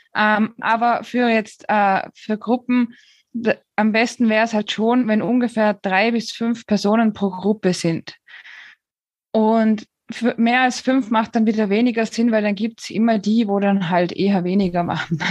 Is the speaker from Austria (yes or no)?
yes; Austria; also born or lived in Switzerland; now in Spain; Ich bin eigentlich gebürtige Österreicherin, habe dann acht Jahre in der Schweiz gelebt